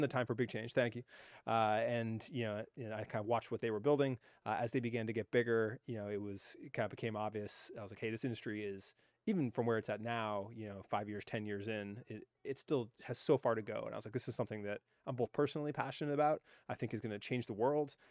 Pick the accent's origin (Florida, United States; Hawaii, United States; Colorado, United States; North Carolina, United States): Hawaii, United States; I grew up in Hawaii